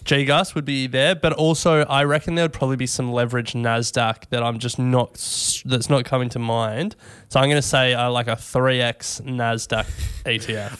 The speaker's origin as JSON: {"language": "English", "country": "Australia"}